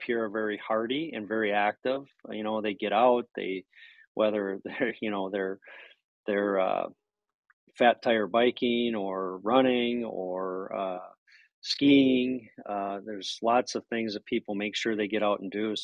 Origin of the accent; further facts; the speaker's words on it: Minnesota, United States; moved away; I'm from Minnesota as well.